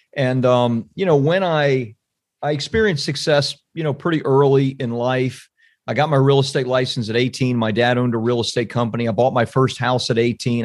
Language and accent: English; Central Florida, United States; also born or lived in California; now in Saint Augustine, United States; I'm from Central Florida